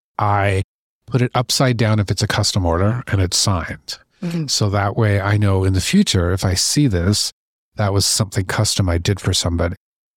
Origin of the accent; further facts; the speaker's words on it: British Columbia, Canada; also born or lived in Ontario; So, I was born here in Ontario, and I have lovely parents who were gypsies. So, not literally, but literally. Mm-hmm. So we grew up up and down the coast of British Columbia.